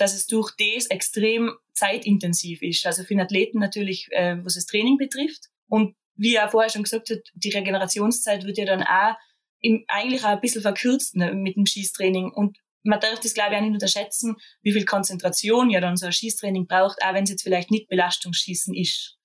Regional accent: Austria; bei uns in Österreich

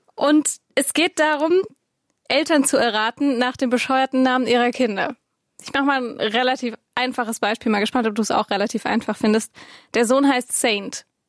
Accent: Swabia, Germany; ich komme ja aus Schwaben

